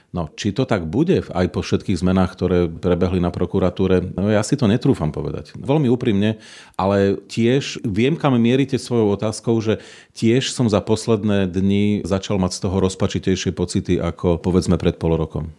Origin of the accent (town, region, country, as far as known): Slovakia